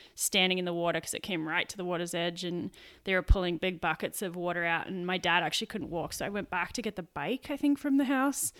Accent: Sydney, New South Wales, Australia; moved away; also born or lived in Canberra; from Sydney originally

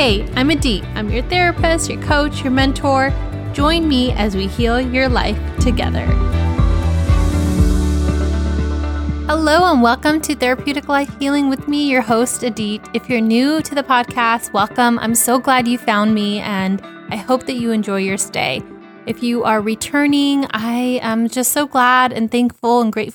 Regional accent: California, United States; my hometown of the United States out here in California

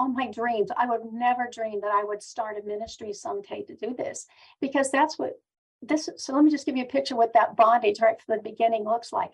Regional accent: Pennsylvania, United States; now in Knoxville, United States; I was born and raised in Pennsylvania.

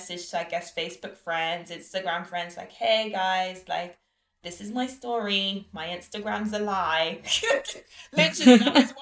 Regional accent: London, United Kingdom; moved away as an adult; also born or lived in Lagos, Nigeria; my parents are Nigerian and Trinidadian, but I was born and raised in London

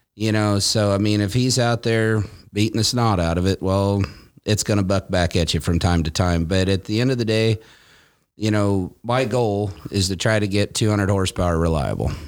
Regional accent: Callaway, Nebraska, United States; moved away as an adult; also born or lived in Iowa; now in California, United States; I was born in Iowa and then I, uh, grew up in Nebraska

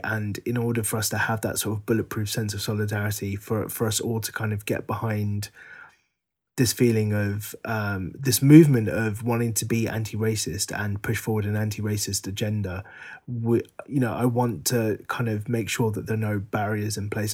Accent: London, United Kingdom; the Sri Lankan community in Northwest London where we were growing up

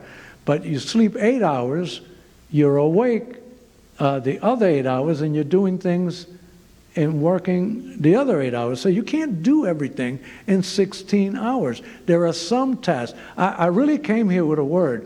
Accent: New York City, New York, United States; moved away as an adult; also born or lived in Zimbabwe; I'm from New York City.

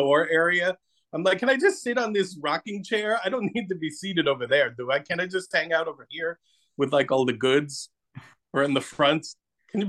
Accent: New Jersey, United States; now in North Carolina, United States; I moved to the South, I'm from New Jersey, but I live in North Carolina now.

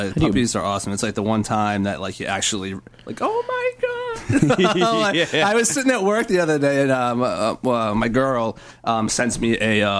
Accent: Cambridge, Massachusetts, United States; I was born in Cambridge.

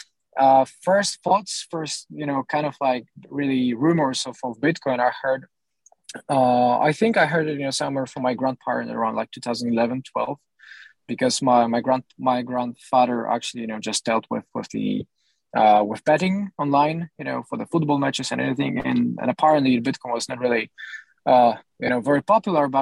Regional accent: Poland; I come from Poland

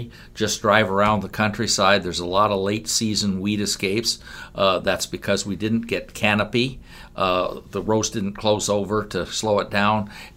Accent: Rockwell City, Iowa, United States; I come from Rockwell City, and our farm is just northwest of town.

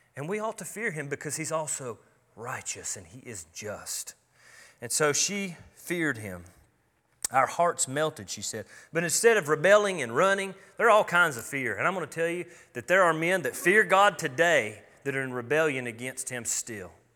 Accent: United States; me being an American

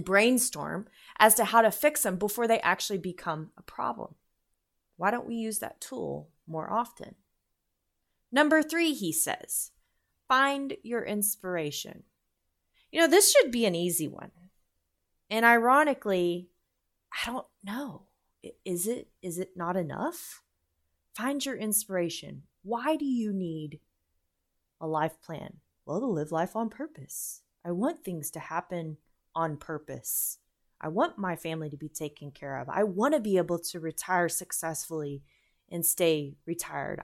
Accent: United States

